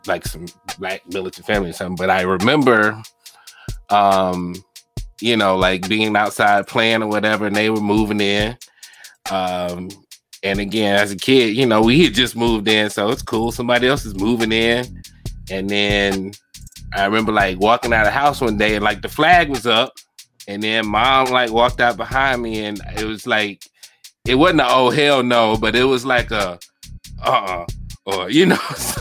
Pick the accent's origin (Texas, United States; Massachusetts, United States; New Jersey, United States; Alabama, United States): Alabama, United States; Mobile; When we grew up in Mobile, the area where we lived in Hillsdale Heights